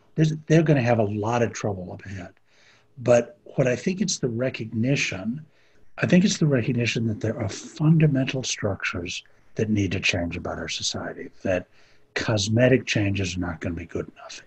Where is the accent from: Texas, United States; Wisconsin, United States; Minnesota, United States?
Minnesota, United States; Minneapolis; I'm from Minneapolis